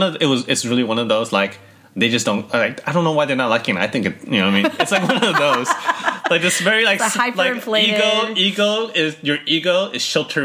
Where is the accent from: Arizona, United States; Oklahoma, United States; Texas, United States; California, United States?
California, United States; Paramount; English is a second language; also born or lived in Cerritos; I grew up in Paramount, which was worse because I was me and my sister was the only Asian people in the entire like school.